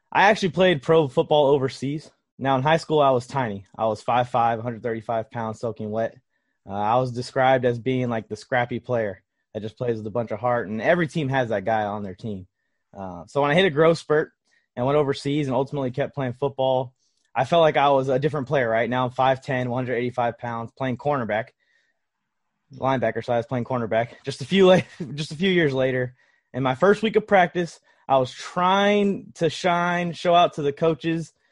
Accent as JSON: {"language": "English", "town": "Los Angeles", "region": "California", "country": "United States", "tie": "born or raised there", "said": "I grew up in Los Angeles"}